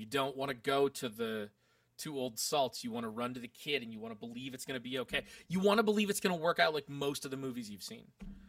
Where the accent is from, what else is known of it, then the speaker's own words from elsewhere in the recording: United Kingdom; And that's what we do because we're British.